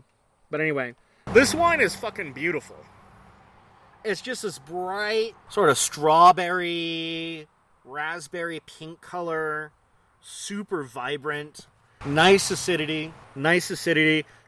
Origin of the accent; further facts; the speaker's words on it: Arizona, United States; I was from Arizona